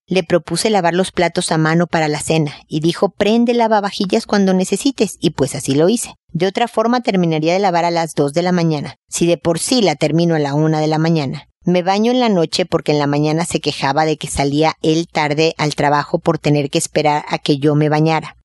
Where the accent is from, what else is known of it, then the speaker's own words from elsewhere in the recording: Mexico; como decimos en México